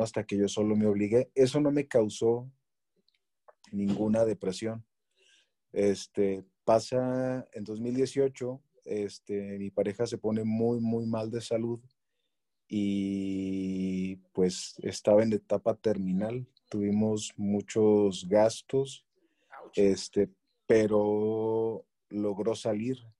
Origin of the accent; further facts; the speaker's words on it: Chihuahua, Mexico; moved away as an adult; now in Querétaro, Mexico; soy originario de Chihuahua